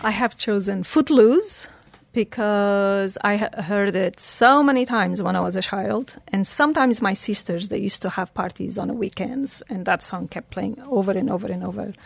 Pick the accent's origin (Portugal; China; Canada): Portugal; English is a second language; moved away as an adult; also born or lived in Switzerland / England; now in Dubai, United Arab Emirates; I was born in Portugal